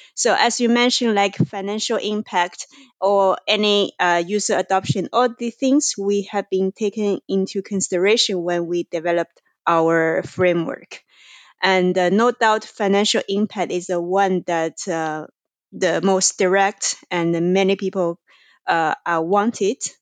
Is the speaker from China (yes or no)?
yes; China; moved away; I am originally from China.